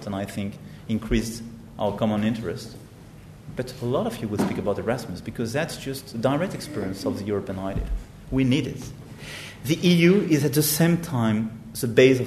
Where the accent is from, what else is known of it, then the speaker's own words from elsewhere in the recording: France; our responsibility as French